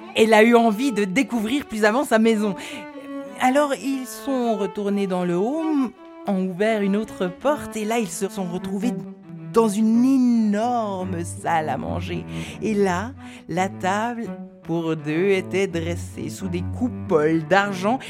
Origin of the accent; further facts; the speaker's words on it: Neuchâtel, Switzerland; par chez nous, à Neuchâtel, on l'appelait la Rôde